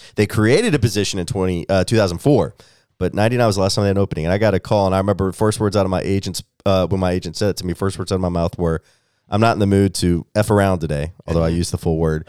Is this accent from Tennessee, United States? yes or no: yes; Memphis, Tennessee, United States; moved away as an adult; also born or lived in Missouri; now in Nashville, United States; I'm a Tennessee boy, as you said, growing up in Memphis